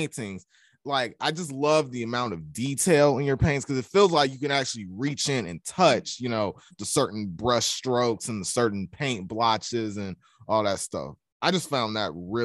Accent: Atlanta, Georgia, United States; when I was growing up, like me personally, I'm from Atlanta, Georgia

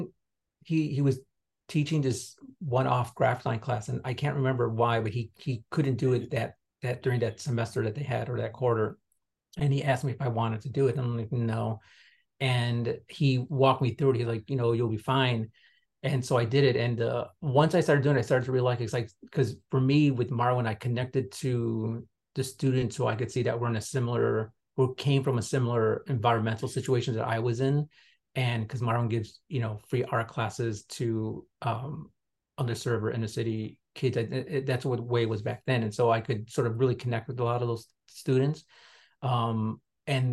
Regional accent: Chicago, Illinois, United States; I grew up on the south side.

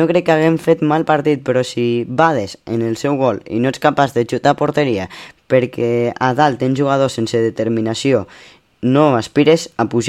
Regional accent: Lleida, Catalonia, Spain; som molt de Lleida

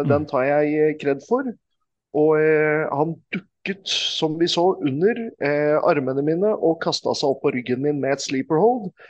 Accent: Norway; Men eh, det er ingen av wrestlerne ko som koster mer å få bort dit enn eh, meg. Mm. Fordi jeg kommer hele veien fra Norge.

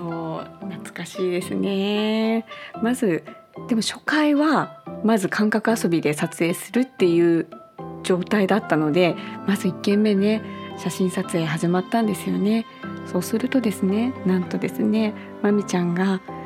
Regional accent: Sapporo, Hokkaido, Japan; now in Oita, Japan; 私は札幌市出身で今大分在住

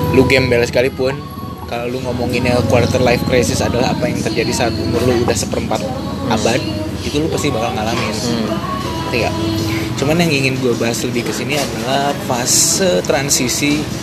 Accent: West Java, Indonesia; moved away as an adult; also born or lived in Bandung; now in Jakarta, Indonesia; saya orang Sunda

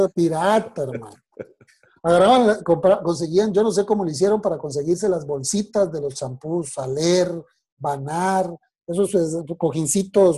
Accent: Bogotá, Colombia; moved away as an adult; also born or lived in Monterrey, Mexico / Torreón, Mexico; now in Mexico; yo nací el 19 de marzo de 1974 en la ciudad de Bogotá, Colombia

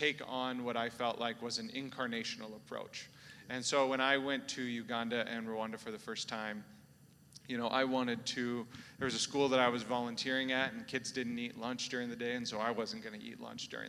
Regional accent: South Dakota, United States; I'm originally from South Dakota. Maybe the first person you've ever seen from South Dakota

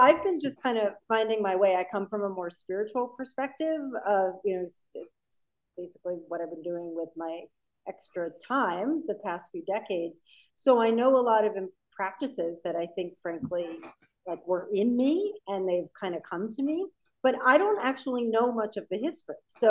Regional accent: New York, United States; also born or lived in San Francisco Bay Area, California / North Shore, British Columbia; now in North Vancouver, Canada; I was raised in New York, and basically, I'm obviously light colored.

